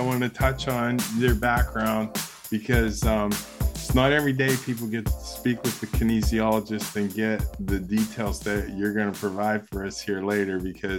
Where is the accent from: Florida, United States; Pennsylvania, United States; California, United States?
Pennsylvania, United States; Pittsburgh; I'm from Pittsburgh